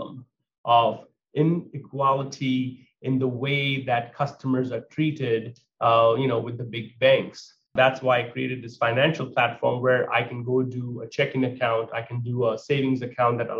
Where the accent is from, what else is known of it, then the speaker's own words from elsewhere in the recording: India; moved away as an adult; now in United States; As an Indian immigrant that came at the age of 19 years old to America with only $100 in my pocket